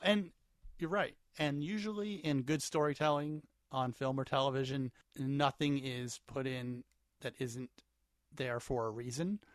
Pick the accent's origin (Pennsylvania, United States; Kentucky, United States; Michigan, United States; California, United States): Pennsylvania, United States; central; in my hometown growing up in central Pennsylvania